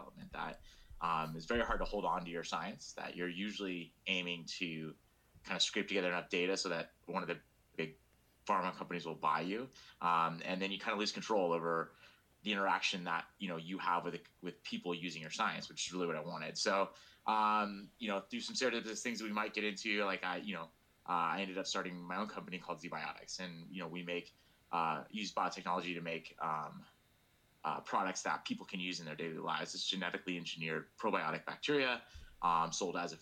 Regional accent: Sacramento, California, United States; I'm originally from Northern California. I grew up in Sacramento

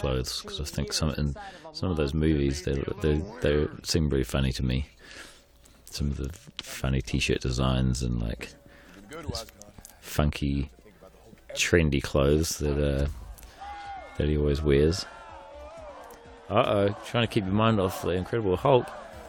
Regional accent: New Zealand; when I was growing up in New Zealand, like, you know, I'd never been on a film set before

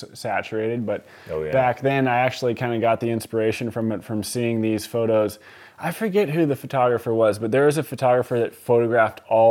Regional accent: Columbia River Gorge, Oregon, United States; moved away as an adult; also born or lived in New York; I grew up out here in the Columbia River Gorge, snowboarding and skateboarding

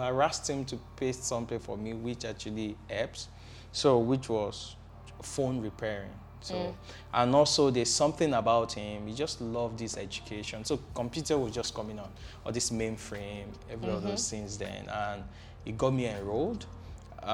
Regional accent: Ibadan, Oyo, Nigeria; I was born and raised in Ibadan

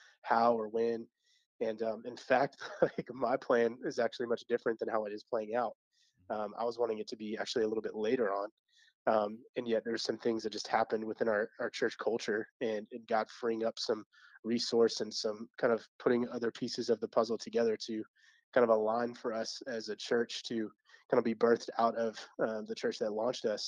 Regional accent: Georgia, United States; moved away as an adult; now in Pennsylvania, United States; I'm from Georgia

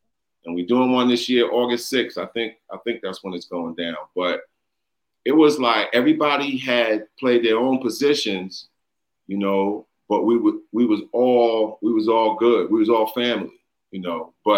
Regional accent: New York City, New York, United States; also born or lived in Williamsburg, Brooklyn / Bushwick, Brooklyn; I grew up in East New York, started in Bushwick.

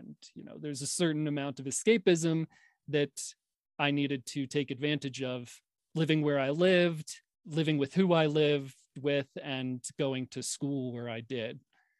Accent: New York, United States; Not a confident kid at all. I grew up in a time, I don't know how many younger listeners you have, John, but if they're out there, listen to this.

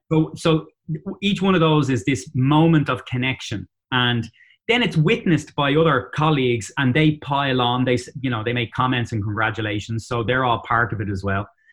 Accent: Dublin, Leinster, Ireland; accent: Dublin; moved away as an adult; also born or lived in Boston area, United States; now in Boston, United States; in Dublin, Ireland. So that's where I'm from

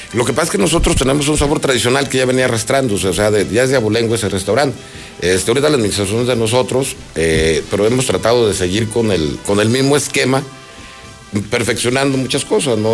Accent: Guadalajara, Jalisco, Mexico; como buen Tapatío

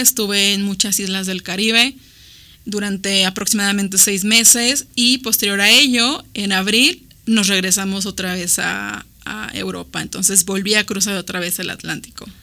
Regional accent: Mexico; Nosotros como mexicanos

